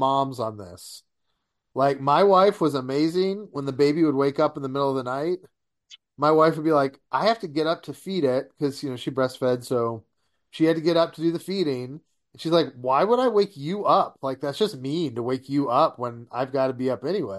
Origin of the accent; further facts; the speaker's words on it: Detroit, Michigan, United States; moved away; growing up in Detroit